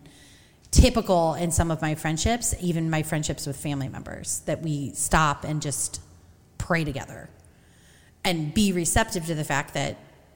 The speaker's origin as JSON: {"language": "English", "town": "Peoria", "region": "Illinois", "country": "United States", "tie": "born or raised there", "moved": "yes", "said": "I grew up in Peoria"}